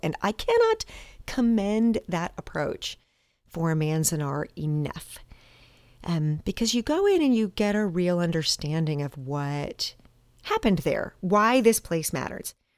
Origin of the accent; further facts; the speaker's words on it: Montgomery, Alabama, United States; my hometown of Montgomery, Alabama